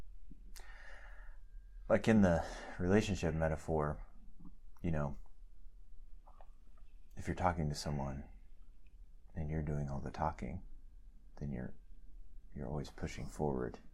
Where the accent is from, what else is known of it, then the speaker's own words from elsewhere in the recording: United States; we are American and human